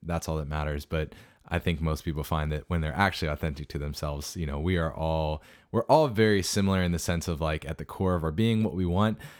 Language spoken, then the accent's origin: English; South Central Pennsylvania, United States; my hometown area of South Central P